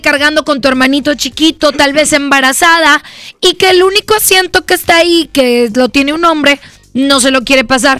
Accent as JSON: {"language": "Spanish", "country": "Mexico", "said": "como mexicanos"}